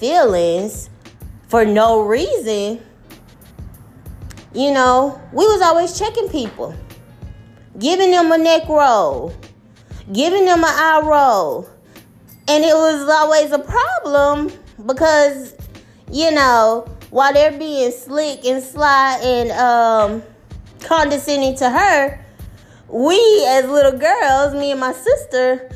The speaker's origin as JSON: {"language": "English", "region": "the South", "country": "United States", "tie": "born or raised there", "said": "I've lived in the South all my life, although my family was born and raised up north in Jersey. I grew up in the South"}